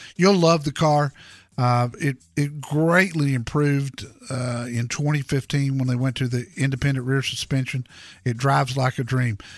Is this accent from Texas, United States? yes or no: yes; Dallas, Texas, United States; I grew up in Dallas